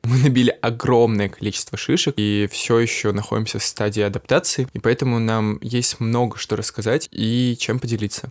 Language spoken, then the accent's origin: Russian; Saint Petersburg, Russia; moved away as an adult; now in Paris, France; я из Санкт-Петербурга, и вот уже как два года я переехал жить в Париж